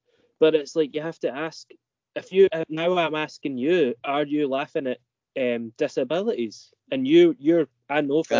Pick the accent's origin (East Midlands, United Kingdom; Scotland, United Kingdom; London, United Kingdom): Scotland, United Kingdom